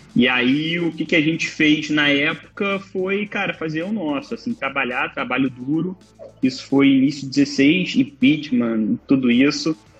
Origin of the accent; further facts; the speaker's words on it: Nova Iguaçu, Rio de Janeiro, Brazil; sou nascido em Nova Iguaçu, que é a Baixada Fluminense aqui do Rio, do estado do Rio